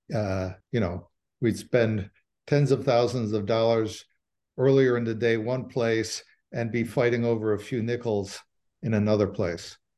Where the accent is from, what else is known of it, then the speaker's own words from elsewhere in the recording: Cicero, Illinois, United States; I'm from Cicero. My grandfather did this. I'm from that world.